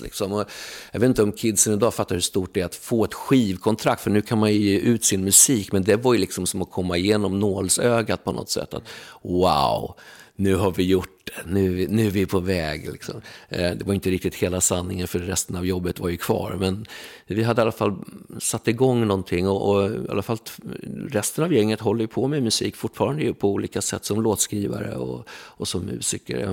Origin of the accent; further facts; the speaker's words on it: Huddinge, Stockholm County, Sweden; also born or lived in England; flyttade in till stan från Huddinge där jag växte upp